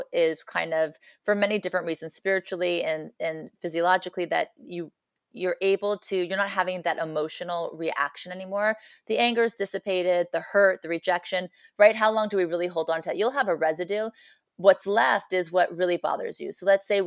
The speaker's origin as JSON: {"language": "English", "town": "Beverly Hills", "region": "California", "country": "United States", "tie": "born or raised there", "said": "I grew up in Beverly Hills"}